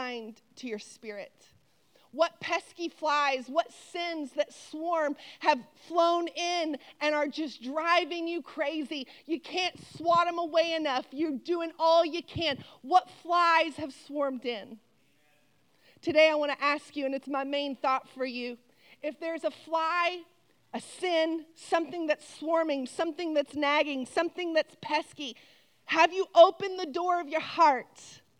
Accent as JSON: {"language": "English", "region": "Texas", "country": "United States", "also_born_or_lived": "Louisiana", "moved": "yes", "said": "really I'm from Texas. And us Texas girls, we don't play."}